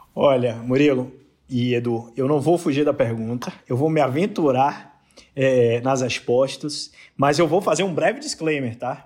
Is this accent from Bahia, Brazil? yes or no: yes; Bahia, Brazil; accent: Bahian; moved away as an adult; also born or lived in Rio de Janeiro; now in São Paulo, Brazil; pelo sotaque o pessoal já matou que eu sou da Bahia